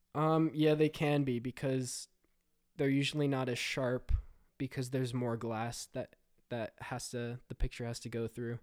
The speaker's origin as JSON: {"language": "English", "region": "New Jersey", "country": "United States", "said": "I am a filmmaker from New Jersey."}